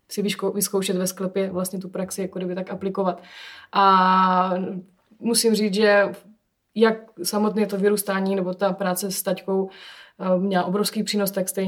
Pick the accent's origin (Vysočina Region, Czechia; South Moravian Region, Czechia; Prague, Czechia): South Moravian Region, Czechia; Hustopeče; jsem se narodila v ústopečích a vyrůstala jsem v rodinném vinařství